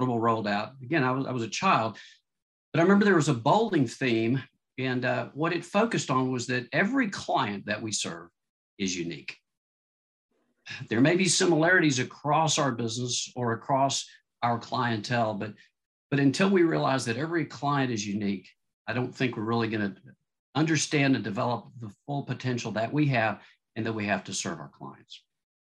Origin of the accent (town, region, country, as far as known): Austin, Texas, United States; born or raised there; also born or lived in Southern California